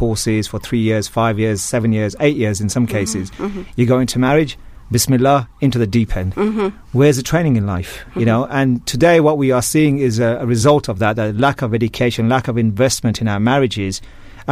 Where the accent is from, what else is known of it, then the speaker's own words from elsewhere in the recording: Birmingham, West Midlands, United Kingdom; moved away as an adult; also born or lived in London; now in Malaysia; I'm actually a Brummie boy myself. Mm. I was born and bred in Birmingham